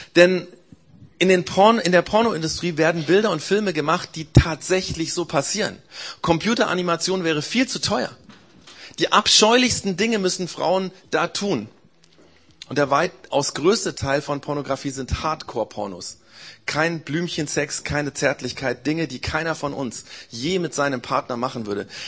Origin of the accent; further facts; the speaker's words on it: Germany; Bei uns in Deutschland